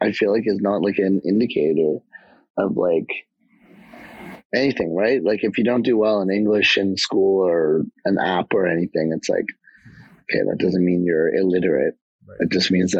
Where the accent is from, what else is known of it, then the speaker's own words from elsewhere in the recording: Canada; also born or lived in Japan; I was born in Japan and then moved here to Canada when I was two.